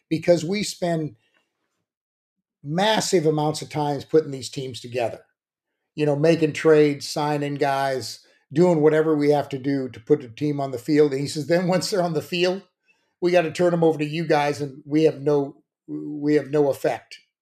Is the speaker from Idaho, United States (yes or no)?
no; San Diego, California, United States; I grew up in San Diego